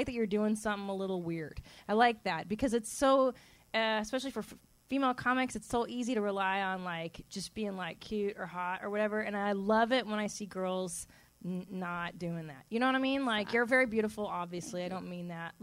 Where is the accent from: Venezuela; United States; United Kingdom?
United States; San Fernando Valley, California; me too, 818